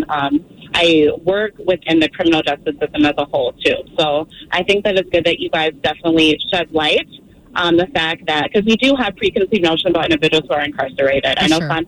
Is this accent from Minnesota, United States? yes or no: yes; Minnesota, United States; also born or lived in Boston; I'm from Minnesota. I actually lived in Boston for two years, and I was getting my master's program at William James College.